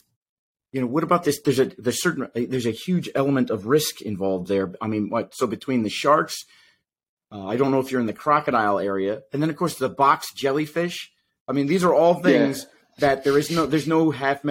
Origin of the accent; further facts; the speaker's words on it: New England, United States; now in Florida, United States; as a kid, I grew up in the Northeast up in New England